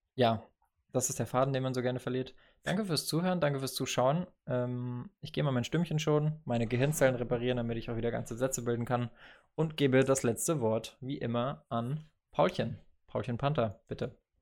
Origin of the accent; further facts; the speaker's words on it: Bavaria, Germany; moved away; aus der Gemeinde in Bayern, also aus dem Nachbardorf, wenn man so will äh, wo ich aufgewachsen